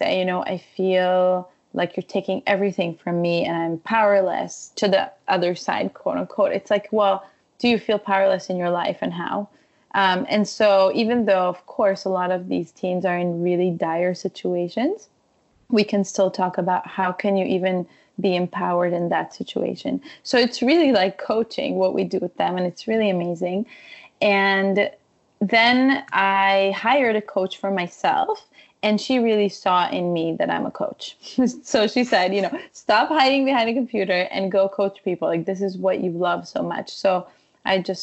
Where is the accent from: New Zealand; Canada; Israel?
Israel; moved away; also born or lived in Ukraine / Jerusalem; I come from Israel. I grew up in Israel